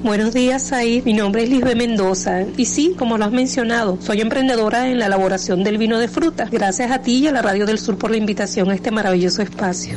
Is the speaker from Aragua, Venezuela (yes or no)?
yes; Aragua, Venezuela; now in Valle de la Pascua, Venezuela; yo soy de Aragua, ¿no? Y pero ya tengo 20 años aquí en, en el estado Guárico en Valle de la Pascua.